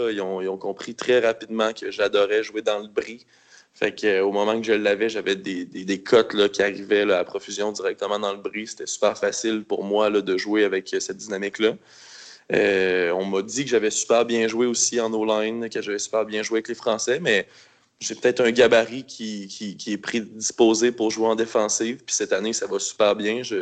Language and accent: French; Quebec City, Quebec, Canada; moi, en fin de compte, je suis né à Québec. Je suis né à Loretteville, puis j'habite depuis 31 ans à Québec.